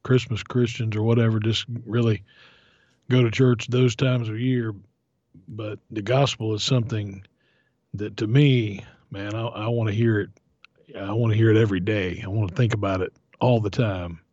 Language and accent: English; Florida, United States; growing up in Florida